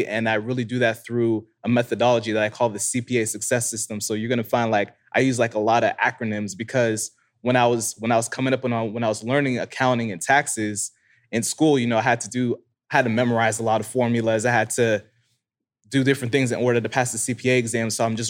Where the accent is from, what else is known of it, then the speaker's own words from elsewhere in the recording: Florida, United States; So I'm originally from South Florida.